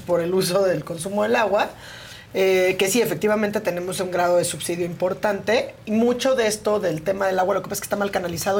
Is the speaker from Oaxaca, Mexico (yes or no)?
yes; Oaxaca, Mexico; yo soy de Oaxaca